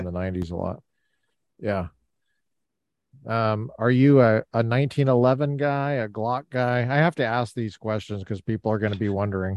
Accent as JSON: {"language": "English", "region": "Colorado", "country": "United States", "tie": "born or raised there", "said": "I grew up in Colorado"}